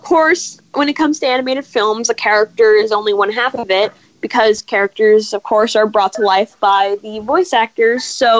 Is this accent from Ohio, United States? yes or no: no; Los Angeles, California, United States; from Los Angeles, California.